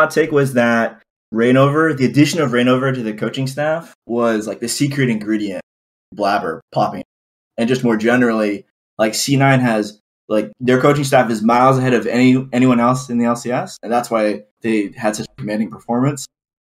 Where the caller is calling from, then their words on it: Mountain View, California, United States; The Bay Area, Mountain View, California.